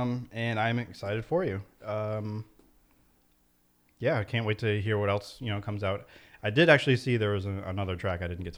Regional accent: Meriden, Connecticut, United States; Meriden is a boring place, but it's my hometown. I've been there all my life.

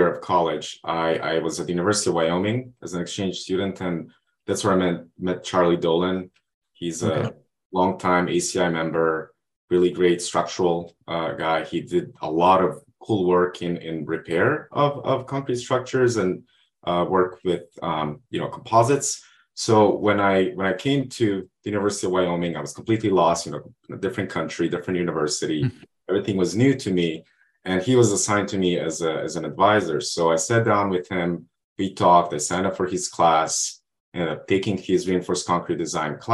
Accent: Montenegro; moved away as an adult; now in United States; I'm originally from Montenegro. And when I was finishing high school

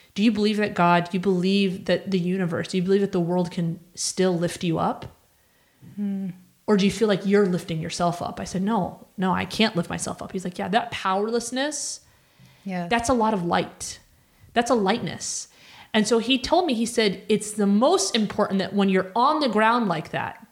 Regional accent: Cairo, Cairo Governorate, Egypt; moved away; I lived in Egypt. I was born in Cairo

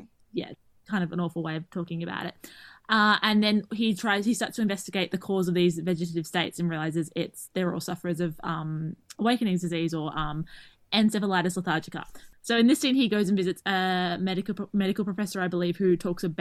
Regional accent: Australia; we tend to slur and speak fast because we're Australian

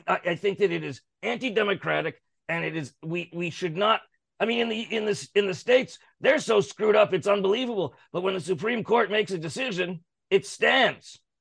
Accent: Canada

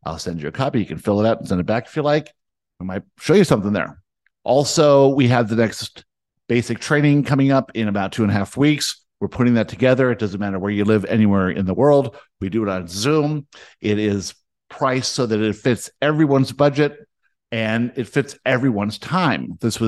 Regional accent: South Africa; born there; I was born in South Africa.

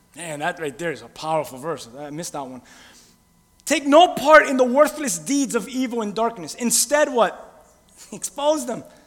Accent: Miami, Florida, United States; I'm from Miami

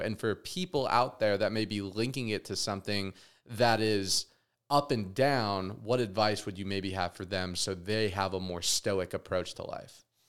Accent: Las Vegas, Nevada, United States; growing up in Vegas, I got very consumed in, you know, Sin City

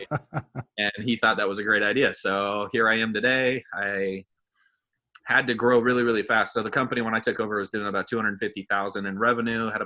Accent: Bay Area, California, United States; also born or lived in Danville, California; I'm from California. Born and raised here in the Bay Area

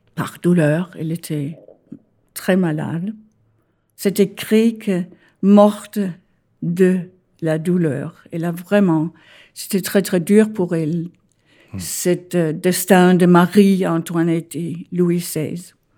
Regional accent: Denmark; French is a second language; moved away as an adult; also born or lived in Copenhagen, Denmark; now in Paris, France; Je suis née au Danemark

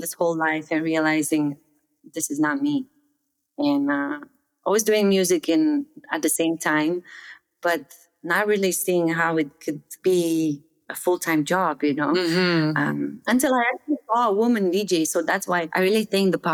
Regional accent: Romania; moved away as an adult; also born or lived in Netherlands; I grew up in Romania, and a very small village in the middle of nowhere

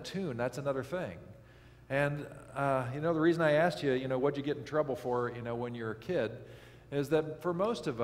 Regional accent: Kansas, United States; I grew up in Kansas, And northeastern Kansas, it's actually quite lovely

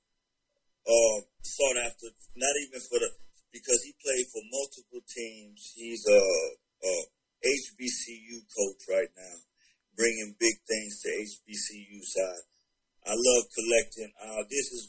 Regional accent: Carolina, United States; now in Atlanta, United States; since I'm based in Atlanta, Georgia, got the Atlanta, I'm from Carolina

